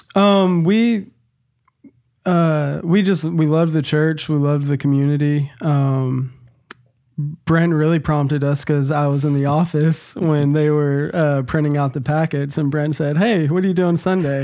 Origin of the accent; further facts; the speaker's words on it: Nashville, Tennessee, United States; moved away as an adult; now in Nacogdoches, United States; I was born and raised in Nashville, Tennessee.